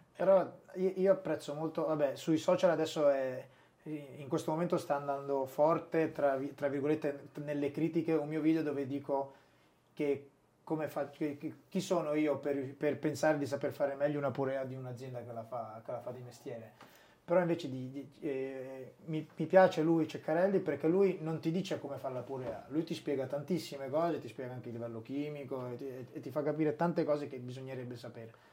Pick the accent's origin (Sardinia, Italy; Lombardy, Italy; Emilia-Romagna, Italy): Emilia-Romagna, Italy; Sassuolo; moved away as an adult; also born or lived in Brescia; io sono nato e, e cresciuto a Sassuolo, vicino a Modena